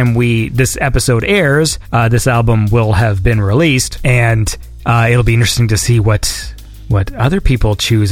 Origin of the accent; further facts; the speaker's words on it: Canada; I'm Canadian